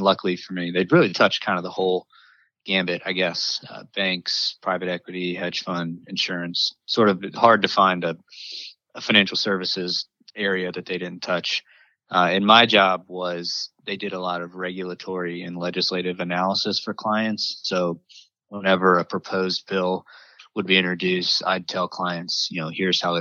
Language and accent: English; North Carolina, United States; moved away as an adult; now in Washington, D.C., United States; I'm originally from North Carolina